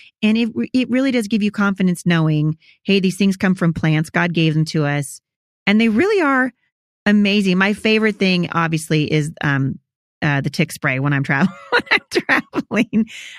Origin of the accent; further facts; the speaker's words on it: Pacific Northwest, United States; I'm from the Pacific Northwest, but I travel all the time with my family.